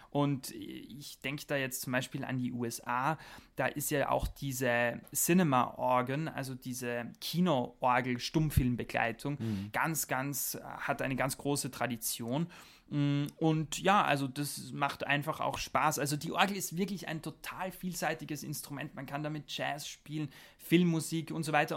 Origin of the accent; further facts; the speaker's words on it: Austria; moved away as an adult; also born or lived in Germany; now in Strasbourg, France; da ich mhm. am Land aufgewachsen bin, mitten in den Bergen in Österreich